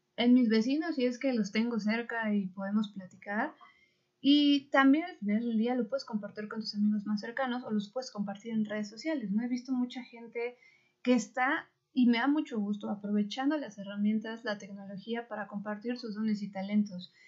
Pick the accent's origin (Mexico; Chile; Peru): Mexico; somos mexicanos